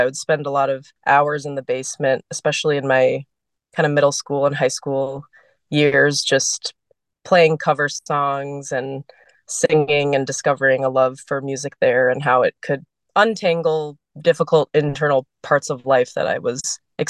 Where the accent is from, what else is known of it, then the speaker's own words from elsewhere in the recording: St. Louis Park, Minnesota, United States; born there; also born or lived in San Antonio, Texas / Atlanta, Georgia / Boston, Massachusetts; I was born in Minnesota in St. Louis Park, but I moved pretty soon after to San Antonio, Texas. I lived there for 5 years, and then my family moved to Georgia, a suburb of Atlanta.